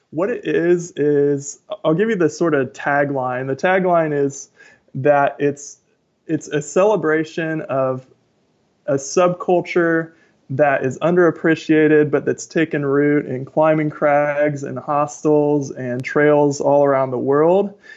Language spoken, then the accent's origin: English; Tacoma, Washington, United States; I am from Tacoma, Washington.